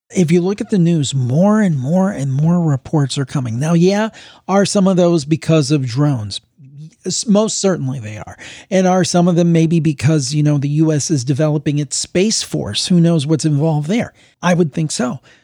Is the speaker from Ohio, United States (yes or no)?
yes; Cleveland, Ohio, United States; my hometown, May, is calling in. We've got to stick together because we have the Cleveland Browns here